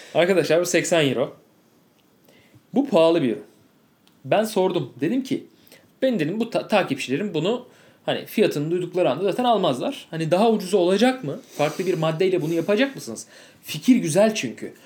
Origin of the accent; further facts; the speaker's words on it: Turkey; ben Türk'üm